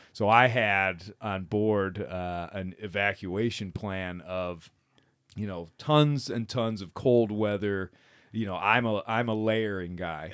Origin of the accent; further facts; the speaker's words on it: Michigan, United States; growing up in Michigan